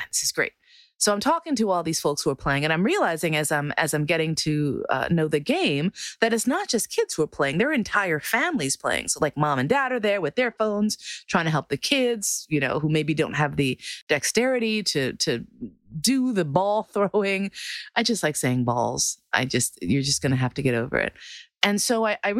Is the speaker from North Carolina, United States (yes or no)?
no; New York, United States; I'm from New York